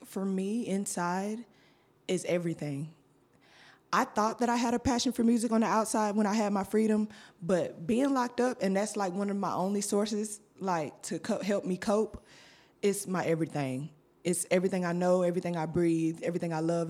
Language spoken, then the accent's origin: English; Griffin, Georgia, United States; also born or lived in Thomaston, Georgia; I am from originally from Thomaston, Georgia, okay. but um, when I turned five years old, I moved to Griffin, Georgia, mm-hmm. because mm-hmm. I was adopted. Mm-hmm. So, um, ever I've been in Griffin, Georgia ever since